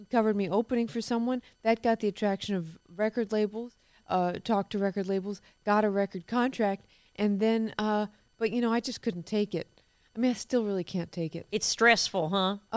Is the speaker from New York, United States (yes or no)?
yes; Harlem, New York, United States; Well, I grew up. Uh, it was mostly in Harlem.